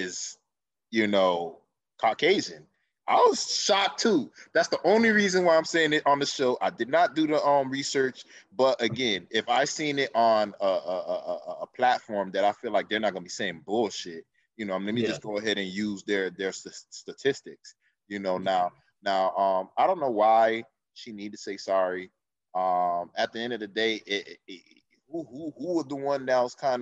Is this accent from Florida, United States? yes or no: yes; Miami, Florida, United States; we grew up in Miami